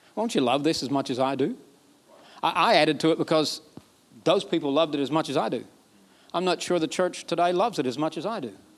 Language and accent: English; Alabama, United States; I'm from Alabama. We don't talk like this.